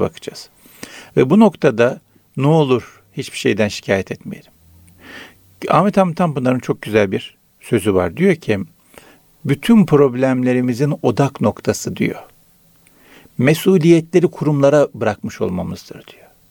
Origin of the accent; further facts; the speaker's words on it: Araklı, Trabzon, Turkey; moved away; Trabzon Araklıyız.